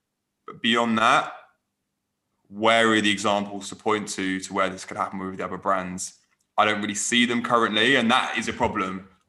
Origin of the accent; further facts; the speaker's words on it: Manchester, North West England, United Kingdom; As a baller, obviously, you know, born and raised in Manchester, who plays for Manchester United, I wasn't entirely sure how well it connected.